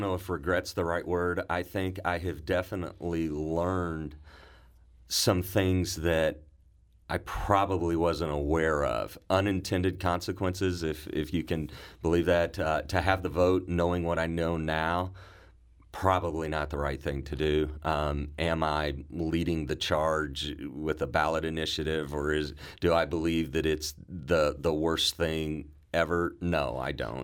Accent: Cape Girardeau, Missouri, United States; I was born and raised in Cape Girardeau, Missouri.

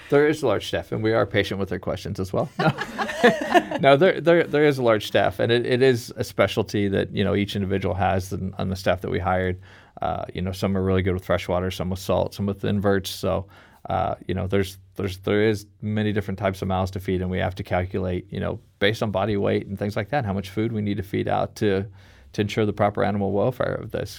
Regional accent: Kansas City, Missouri, United States; my hometown in Kansas City

